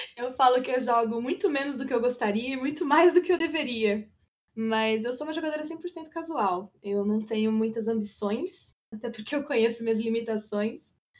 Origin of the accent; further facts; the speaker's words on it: near Campinas, interior of São Paulo state, Brazil; moved away as an adult; also born or lived in ABC Paulista, Greater São Paulo; now in São Paulo, Brazil; Eu sou natural do ABC, Grande São Paulo, mas eu vivi minha vida inteira no interior paulista, próximo de Campinas